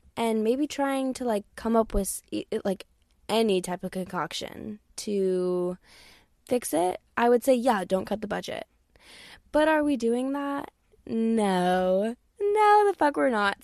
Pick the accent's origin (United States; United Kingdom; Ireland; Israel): United States; Texas; born and raised in Texas